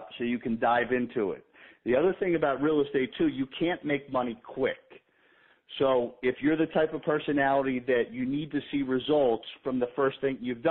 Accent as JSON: {"language": "English", "town": "Baltimore", "region": "Maryland", "country": "United States", "tie": "born or raised there", "also_born_or_lived": "Boca Raton, Florida", "moved": "as an adult", "lives_now": "Florida, United States", "said": "a buddy I grew up with in Baltimore"}